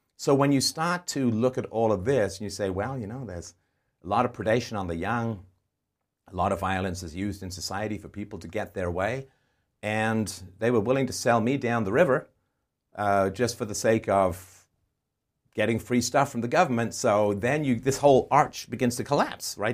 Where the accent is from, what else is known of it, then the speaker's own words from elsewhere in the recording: England, United Kingdom; moved away; also born or lived in Ireland / Canada; I was, uh, born in Ireland. I grew up in England. I was moved in the seventies with my family to Canada